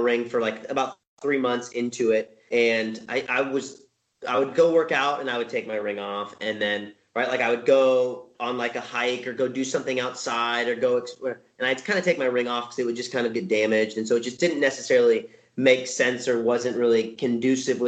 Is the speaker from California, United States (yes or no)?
yes; Southern California, United States; I was born and raised in Southern California. I live in Orange County